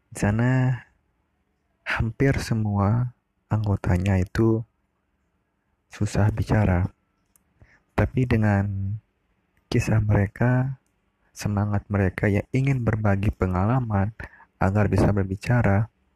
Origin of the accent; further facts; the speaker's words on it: Sumbawa, West Nusa Tenggara, Indonesia; Saya asal Sumbawa